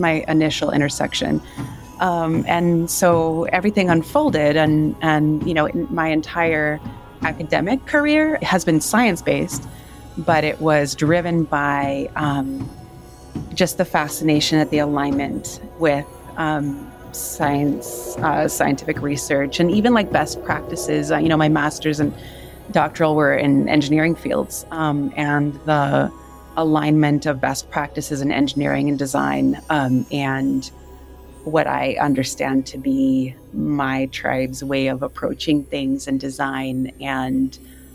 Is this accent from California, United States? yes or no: yes; Yurok community, Northern California, United States; also born or lived in Wisconsin; now in Tucson, United States; I was raised in the Yurok community in Northern California, and now live part on Tona'atam lands in Tucson, Arizona